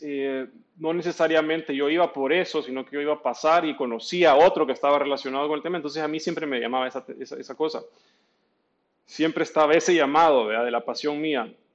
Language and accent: Spanish; El Salvador; also born or lived in Argentina; nosotros como centroamericanos, sobre todo salvadoreños